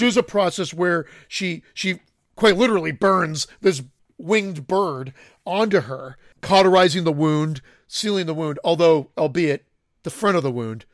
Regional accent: Canada; I'm Canadian. I'm not French Canadian

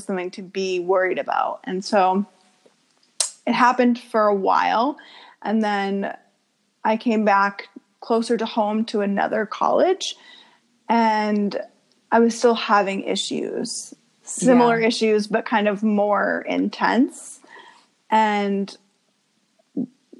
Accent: Portland, Maine, United States; So I was born in Portland, Maine, and I was raised about 20 minutes outside of Portland near a lake area. So I grew up there.

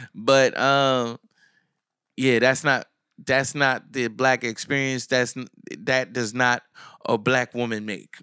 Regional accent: Asbury Park, New Jersey, United States; also born or lived in Neptune, New Jersey; I'm from Asbury, I'm from Neptune

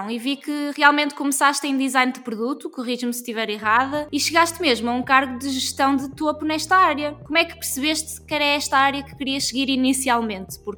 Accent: Santarém, Santarém District, Portugal; moved away as an adult; now in Porto, Portugal; Eu sou de Santarém, eu sou ribatejana.

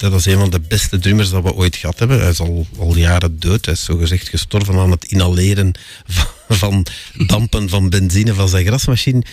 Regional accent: Sint-Genesius-Rode, Flanders, Belgium; ik eh, ben geboren en getogen in Sint-Genesius-Schreuder, een faciliteitengemeente

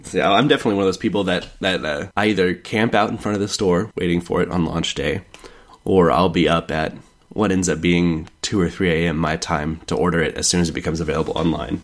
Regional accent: Kansas City, United States; moved away; I'm from Kansas City originally

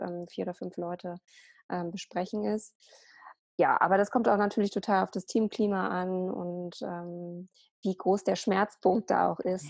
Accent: Berlin, Germany; ich bin äh, Ordnungscoach aus Berlin. Ich lebe dort

